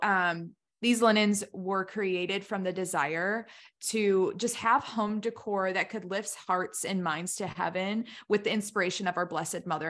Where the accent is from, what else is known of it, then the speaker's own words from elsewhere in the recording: United States; I'm just American through and through